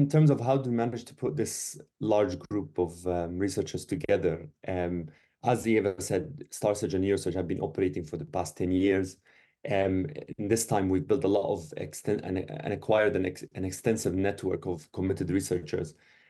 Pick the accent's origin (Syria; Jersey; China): Syria; English is a second language; moved away; I came from Syria about like 10 years ago, and like very little English